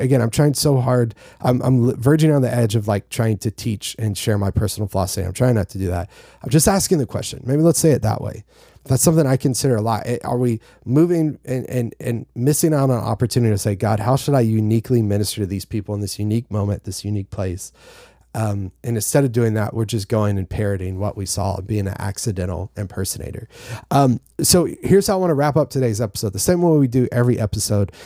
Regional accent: North Carolina, United States; I'm from North Carolina

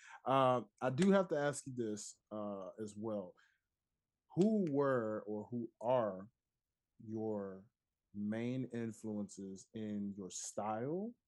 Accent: Memphis, Tennessee, United States; moved away; I'm from Memphis, Tennessee originally

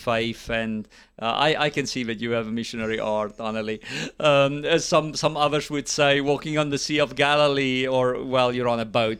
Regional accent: South Africa; now in United States; I'm also a South African and now a U S citizen.

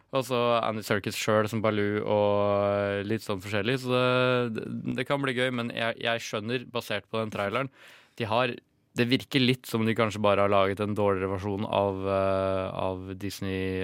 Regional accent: Norway; vi som nordmenn

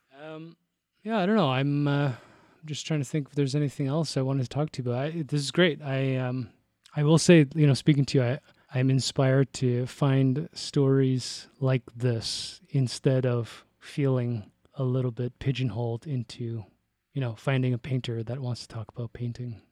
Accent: Toronto, Ontario, Canada; moved away as an adult; now in Calgary, Canada; I was born in Toronto

